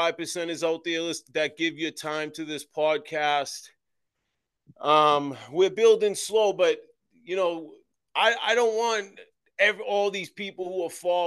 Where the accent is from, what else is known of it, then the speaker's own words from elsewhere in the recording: Boston, Massachusetts, United States; I was born and raised in the South Boston, Massachusetts, Old Colony Projects